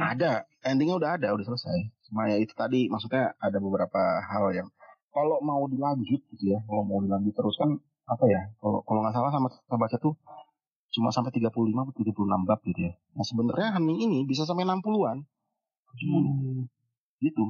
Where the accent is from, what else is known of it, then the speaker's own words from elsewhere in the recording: Cilegon, Banten, Indonesia; moved away as an adult; also born or lived in Bandung / Jakarta; lahir dan besar di Cilegon di Banten kuliah di hmm. Bandung dan akhirnya kerja di Jakarta